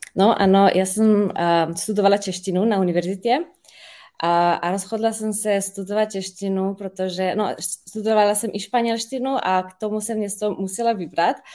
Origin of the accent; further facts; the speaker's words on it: Ljubljana, Slovenia; first language Slovenian; Czech is a second language; já jsem ze Slovinska, eh, z Lublany.